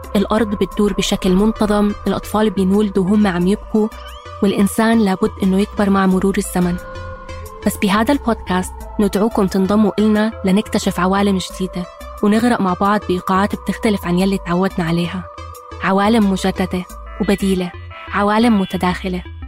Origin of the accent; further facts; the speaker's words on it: Egypt; كوني مصرية